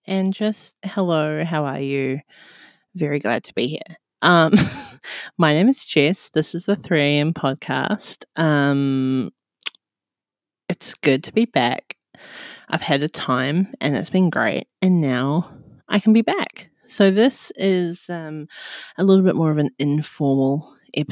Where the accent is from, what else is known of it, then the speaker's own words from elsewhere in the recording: New Zealand; now in Australia; I currently live in Australia and I'm from New Zealand